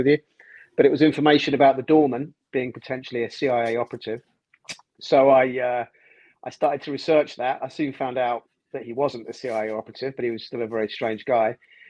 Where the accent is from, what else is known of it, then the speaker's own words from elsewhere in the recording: London, United Kingdom; I'm a television producer, born and raised in London, North London.